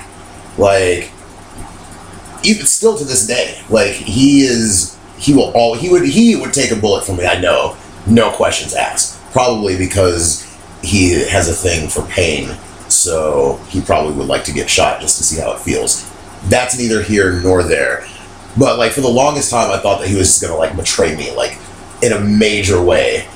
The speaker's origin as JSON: {"language": "English", "town": "Las Vegas", "region": "Nevada", "country": "United States", "tie": "born or raised there", "moved": "yes", "said": "my friends that I grew up with in Las Vegas, I've been friends with them for 18 years, 17 years"}